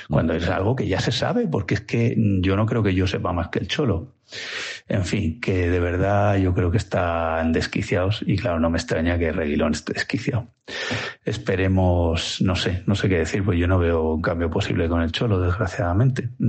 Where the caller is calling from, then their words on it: Villanueva de la Cañada, Community of Madrid, Spain; de Villanueva de la Cañada.